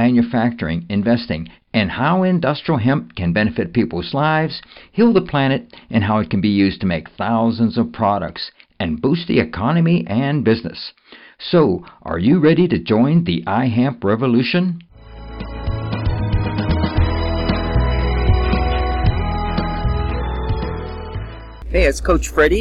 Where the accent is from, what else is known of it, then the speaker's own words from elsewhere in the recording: Pennsylvania, United States; we're from the Keystone State